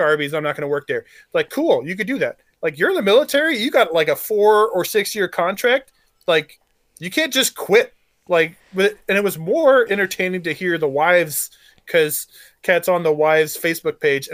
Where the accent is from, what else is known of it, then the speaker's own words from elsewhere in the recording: Arkansas, United States; I grew up in Arkansas and I was persecuted for my religion because they're all Southern Baptists and they hate Catholics.